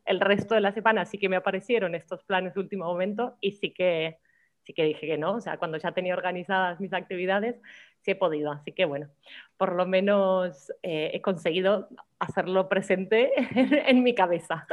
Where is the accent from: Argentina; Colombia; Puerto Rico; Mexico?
Argentina; now in Málaga, Spain; como argentinos lo tenemos muy incorporado